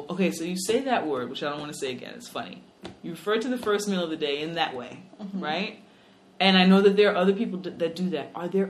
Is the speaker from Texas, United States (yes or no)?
no; New York City, New York, United States; accent: New York; we're both from the Bronx, clearly from two different places in the Bronx.